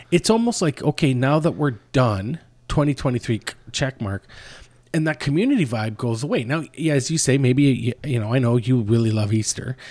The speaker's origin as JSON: {"language": "English", "town": "Oshawa", "region": "Ontario", "country": "Canada", "tie": "born or raised there", "said": "growing up in Oshawa"}